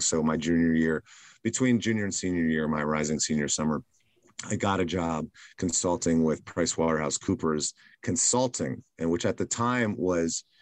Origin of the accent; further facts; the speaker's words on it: Silver Spring, Maryland, United States; now in New York City, United States; I was raised in Maryland, mm-hmm. in Silver Spring, Maryland, which is a pretty large suburb of Washington, D.C.